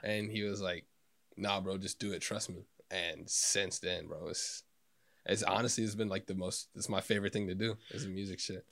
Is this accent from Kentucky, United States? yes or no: yes; Elsmere, Kentucky, United States; from Northern Kentucky, uh, Ellesmere